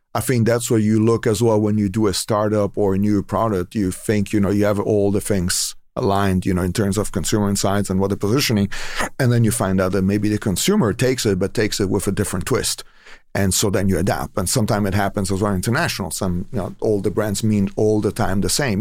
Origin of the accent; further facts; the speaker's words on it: Italy; now in Moraga, United States; I'm from Italy originally